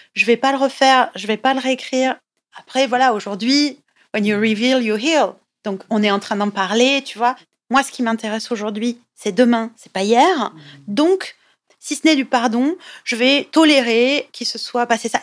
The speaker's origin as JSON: {"language": "French", "region": "southern France", "country": "France", "also_born_or_lived": "Italy (family ancestry)", "moved": "yes", "lives_now": "Paris, France", "said": "je suis originaire du sud de la France"}